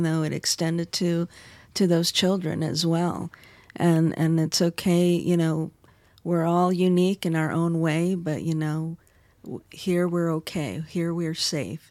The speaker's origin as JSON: {"language": "English", "region": "Arizona", "country": "United States", "said": "in my home state, Arizona"}